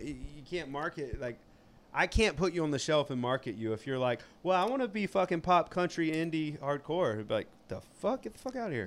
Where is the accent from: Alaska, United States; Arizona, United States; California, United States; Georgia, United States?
Georgia, United States; South; accent: southern twang; I'm from South Georgia.